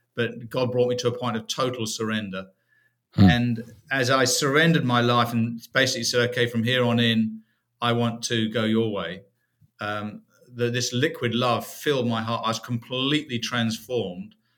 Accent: United Kingdom; moved away as an adult; now in United States; originally from uh, the UK, first 44 years of my life were in the UK

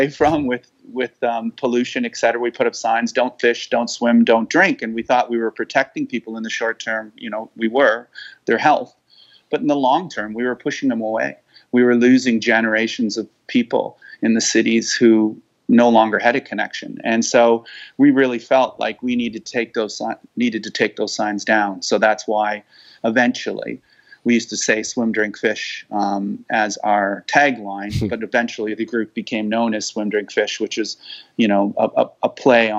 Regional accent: Wolfe Island, Ontario, Canada; moved away as an adult; now in Toronto, Canada; I came from Wolf Island, a Thousand Islands like you, and we really had a connection to the lake and to the water. We fished and I learned to swim there

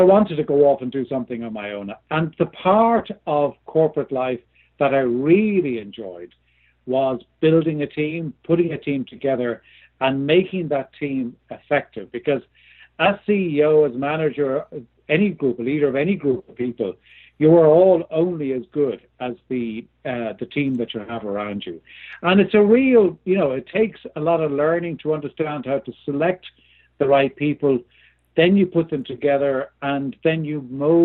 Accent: Ireland; moved away; I was born and lived in Ireland for many years. There's probably a bit of a hint there by both my accent

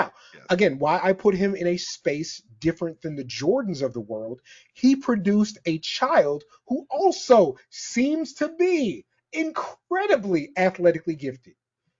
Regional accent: Texas, United States; I'm from Texas.

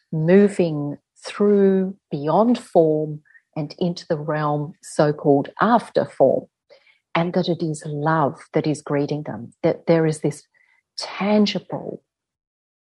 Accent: Adelaide, South Australia, Australia; in our culture here as Aboriginal Australian people

